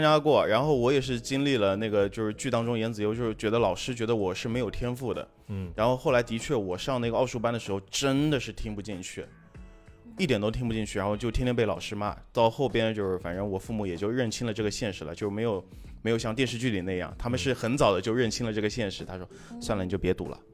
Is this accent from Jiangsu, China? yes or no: yes; Jiangsu, China; 我是江苏人嘛，我的家乡是一个教育内卷相当相当厉害的地方